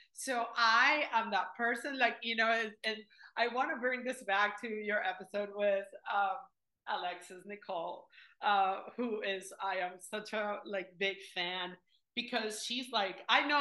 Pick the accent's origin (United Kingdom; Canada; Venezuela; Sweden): Venezuela; moved away; I come from Venezuela, formerly the third largest producer of oil in the world